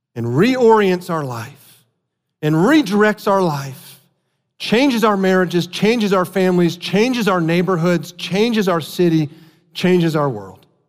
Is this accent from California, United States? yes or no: no; South Florida, United States; moved away; I grew up in South Florida.